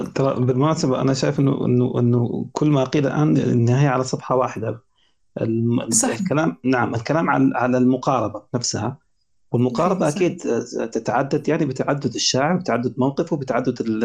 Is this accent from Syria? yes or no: no; Sudan; عندنا في السودان